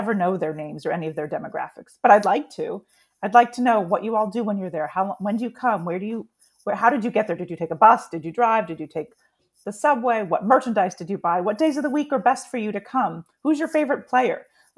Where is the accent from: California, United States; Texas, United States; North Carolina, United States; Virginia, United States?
California, United States; San Diego; So I grew up in San Diego, so I grew up loving the Chargers